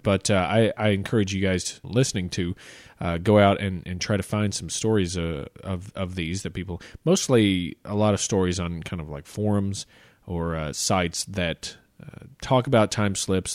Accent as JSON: {"language": "English", "region": "the South", "country": "United States", "said": "I'm from the South"}